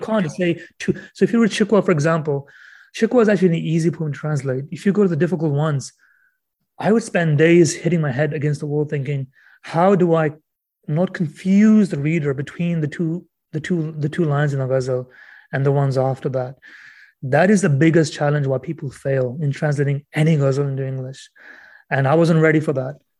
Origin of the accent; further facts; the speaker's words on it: Canada; European roots, I guess, being Canadian